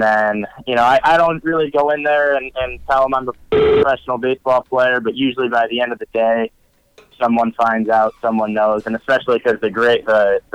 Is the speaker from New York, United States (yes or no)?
yes; New York, United States; I'm from New York